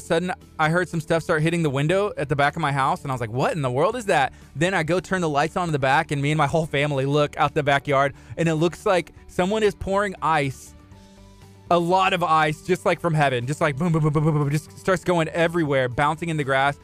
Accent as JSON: {"language": "English", "region": "Texas", "country": "United States", "said": "as a Texan, as a Latino, as a Hispanic man"}